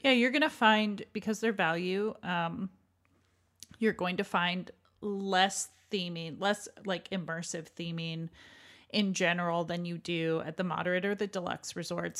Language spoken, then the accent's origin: English; Canada; as a Canadian